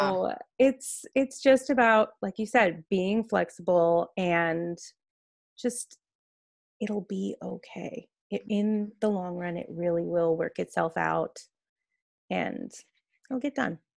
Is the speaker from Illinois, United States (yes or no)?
yes; Chicago suburbs, Illinois, United States; moved away as an adult; now in Scottsdale, United States; I'm actually originally from the Chicago suburbs.